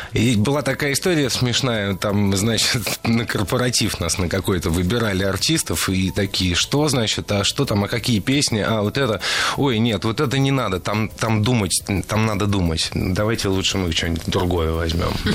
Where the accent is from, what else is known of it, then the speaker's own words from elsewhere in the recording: Saint Petersburg, Russia; я родился в Питере